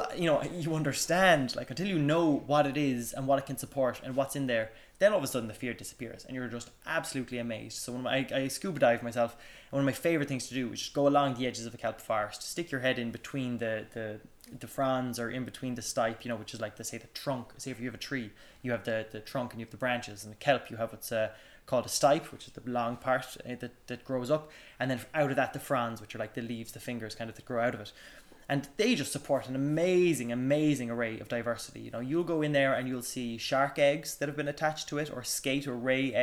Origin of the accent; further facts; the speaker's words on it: West Cork, Munster, Ireland; I grew up in West Cork, you know, and we grew up surfing and swimming.